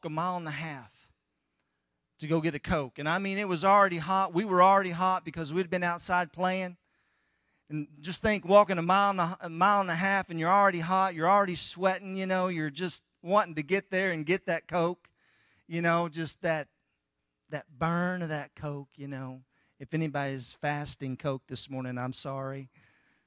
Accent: Tahlequah, Oklahoma, United States; I grew up in Tahlequah, Oklahoma

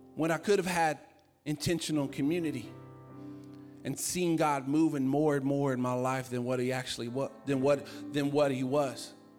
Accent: Virginia, United States; I'm from Virginia

